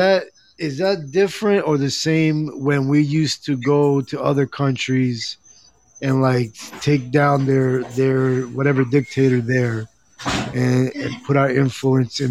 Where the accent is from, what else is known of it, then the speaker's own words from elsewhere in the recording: New Jersey, United States; moved away as an adult; now in Pennsylvania, United States; I was born and raised in Jersey, but I'm in Pennsylvania right now